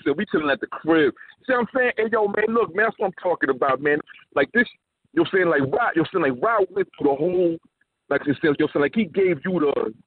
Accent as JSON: {"language": "English", "town": "New York City", "region": "New York", "country": "United States", "said": "I'm from Brooklyn"}